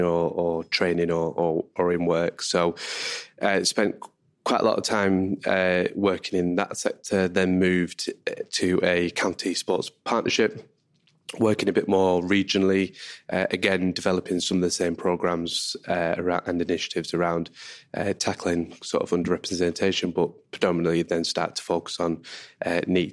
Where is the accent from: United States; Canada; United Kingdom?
United Kingdom; Manchester, North West England; I'm from Manchester